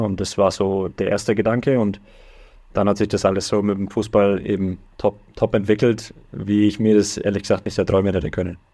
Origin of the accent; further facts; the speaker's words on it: Germany; moved away as an adult; now in United States; ich bin immer noch Deutscher, deutsches Blut fließt durch, durch meine Adern hier